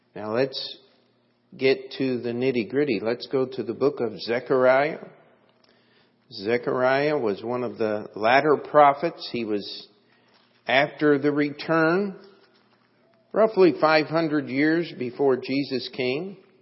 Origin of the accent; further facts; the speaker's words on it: United States; I'm just an American and hope always to be